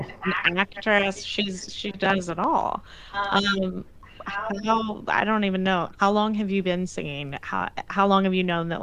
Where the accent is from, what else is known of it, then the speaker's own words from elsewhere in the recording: Indiana, United States; moved away; if I say I'm from Indiana